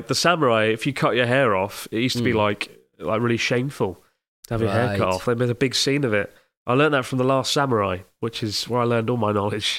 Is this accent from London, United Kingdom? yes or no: yes; London, United Kingdom; Also, as a Londoner, I was sometimes annoyed with how slowly people walked at busy train stations.